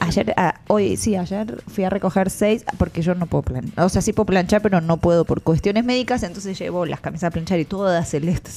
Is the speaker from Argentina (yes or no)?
yes; Argentina; now in El Salvador; como somos los dos argentinos